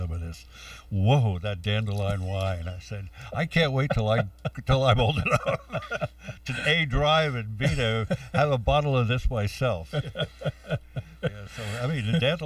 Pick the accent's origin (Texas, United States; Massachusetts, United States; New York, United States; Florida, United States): New York, United States; New York City; born or raised there; also born or lived in Westchester